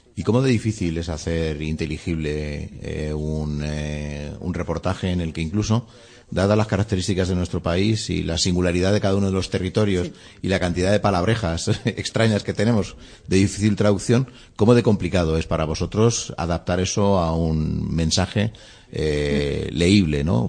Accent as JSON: {"language": "Spanish", "country": "Spain", "said": "en un país tan territorialista como el nuestro"}